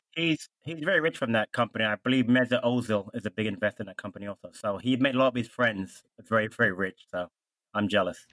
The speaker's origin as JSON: {"language": "English", "country": "United States", "said": "as an American fan"}